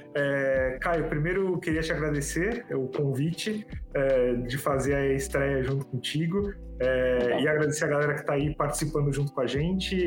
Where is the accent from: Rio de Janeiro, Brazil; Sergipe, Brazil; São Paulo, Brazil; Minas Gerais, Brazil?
São Paulo, Brazil; Santos; moved away as an adult; now in São Paulo, Brazil; Sou de Santos, sou da praia